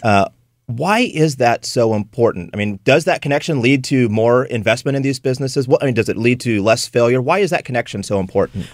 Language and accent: English; California, United States; now in St. Louis, United States; I'm from California originally.